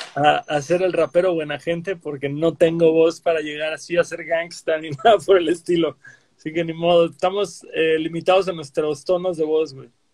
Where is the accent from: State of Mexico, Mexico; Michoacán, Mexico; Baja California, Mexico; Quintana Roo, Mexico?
Quintana Roo, Mexico; Cancún; yo que soy de Cancún